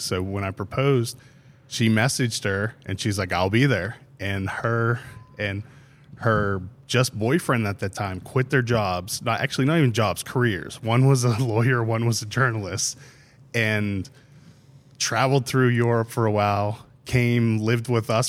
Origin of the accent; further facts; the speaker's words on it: Pittsburgh, Pennsylvania, United States; moved away; I'm from Pittsburgh, so we got married up there